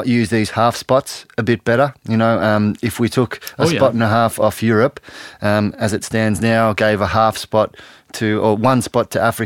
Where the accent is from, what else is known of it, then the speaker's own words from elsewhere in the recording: Australia; I'm from Australia